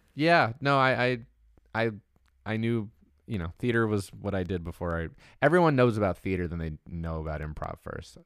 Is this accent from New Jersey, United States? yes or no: yes; Marlboro, New Jersey, United States; moved away; I'm from Marlboro